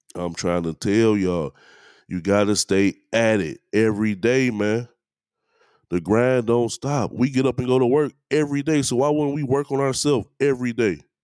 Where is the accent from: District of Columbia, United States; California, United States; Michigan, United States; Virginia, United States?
Michigan, United States; Detroit; I'm from East Warren, man. I went to Southeastern High School.